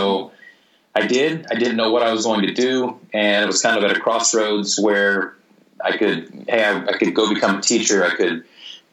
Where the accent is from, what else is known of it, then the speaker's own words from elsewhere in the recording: Missouri, United States; moved away as an adult; also born or lived in Vienna, Austria / Australia / Singapore; I wrote for the hometown newspaper in Missouri, in my hometown, when I was 16.